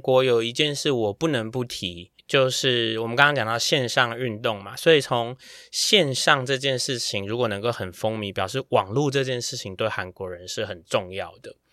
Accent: Taiwan; 我们台湾人

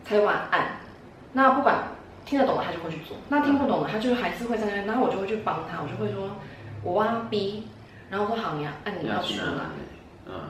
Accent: Taiwan; 但我就是我觉得我在亚洲在台湾出生长大。我觉得我的个性跟我的外形，嗯，甚至我的肤色，都不是传统台湾人喜欢的样子。

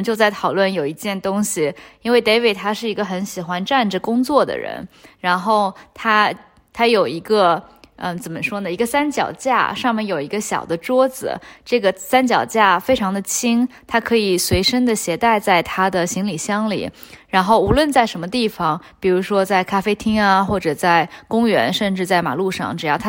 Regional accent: China; 因为我觉得我也很想过这个生活，但作为中国人的话，签证是一个非常大的障碍。我们去所有的国家基本上都需要申请签证。

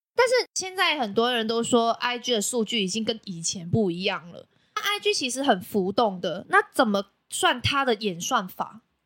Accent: Macau; now in Taiwan; 我是来自澳门的

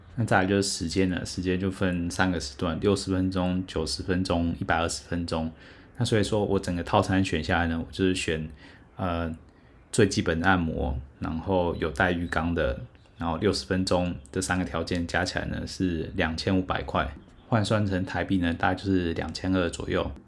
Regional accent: Taiwan; 我猜是台湾。说哇，这真的是第一回有人一开始就猜中了。

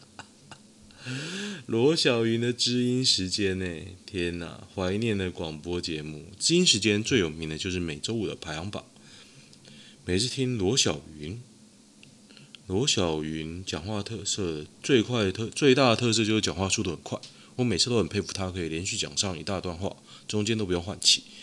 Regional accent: Taoyuan, Taiwan; 可是我桃园人啊。

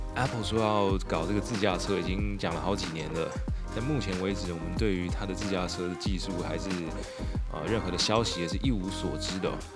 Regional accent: Xinying, Tainan, Taiwan; 新营算是我的家乡

